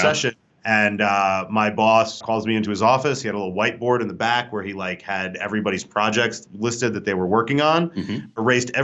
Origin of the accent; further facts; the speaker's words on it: New Jersey, United States; now in Denver, United States; we're both from Jersey.